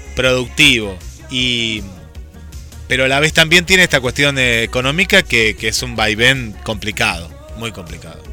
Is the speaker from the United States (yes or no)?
no; Argentina